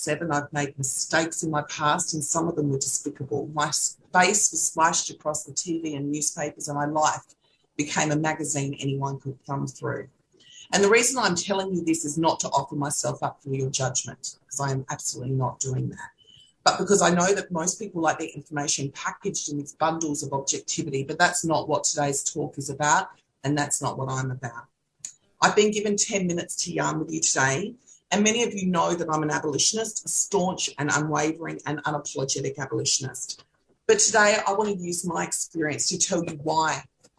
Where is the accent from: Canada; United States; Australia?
Australia; Kaurna Yerta, South Australia; I'm a Gunditjmara woman born and raised on Kaurna Yerta